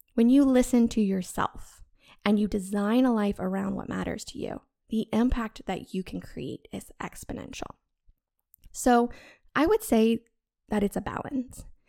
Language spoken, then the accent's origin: English; the American South, United States; I was born in the American South, where everyone loves American football, sweet tea, and church on Sundays